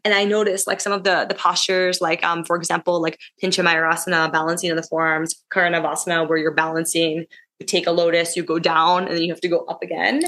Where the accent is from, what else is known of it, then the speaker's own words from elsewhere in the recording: United States; moved away as an adult; now in Bangkok, Thailand; growing up in America